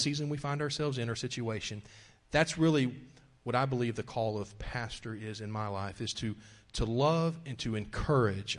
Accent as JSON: {"language": "English", "town": "Wichita Falls", "region": "Texas", "country": "United States", "tie": "born or raised there", "also_born_or_lived": "Lawton, Oklahoma", "said": "my dad became a police officer in Wichita Falls, Texas, and moved us there uh, before I was one year old"}